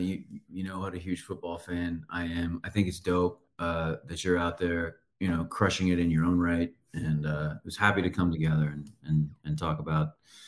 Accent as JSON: {"language": "English", "town": "San Antonio", "region": "Texas", "country": "United States", "tie": "born or raised there", "said": "It was interesting because we were the only ones in San Antonio. Everyone else was in Dallas."}